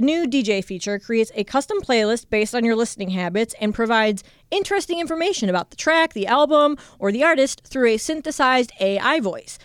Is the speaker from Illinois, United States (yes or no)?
no; Ohio, United States; born or raised there; moved away as an adult